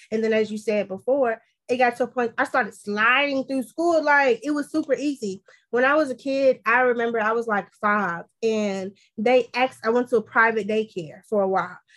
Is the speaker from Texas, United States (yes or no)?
yes; Texas, United States; I'm from Texas. I'm from the South South